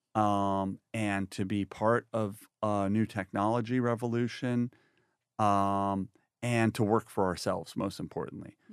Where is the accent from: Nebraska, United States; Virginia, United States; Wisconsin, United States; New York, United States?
New York, United States; Woodstock; I grew up in New York, yeah, so, um, in a famous town called Woodstock